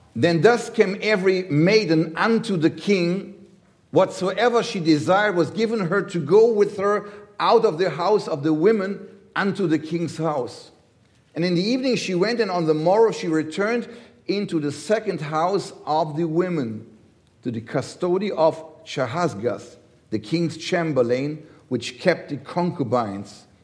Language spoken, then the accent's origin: English; Germany; I come from Germany